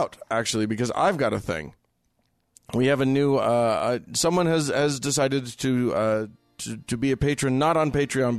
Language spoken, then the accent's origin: English; Utah, United States; that's the first thing people ask when I tell them I grew up in Utah. Yes, it is the first thing anybody will ask you. We Utahns get that no matter where we go.